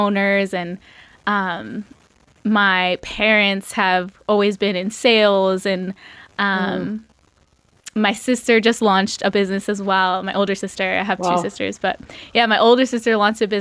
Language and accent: English; Revere, Massachusetts, United States; growing up in Revere, the carnival isn't there